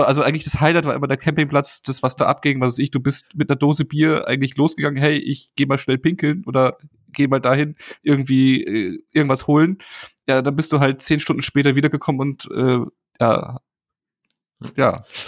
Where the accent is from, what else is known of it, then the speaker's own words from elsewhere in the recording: Bavaria, Germany; ich komme ja aus Bayern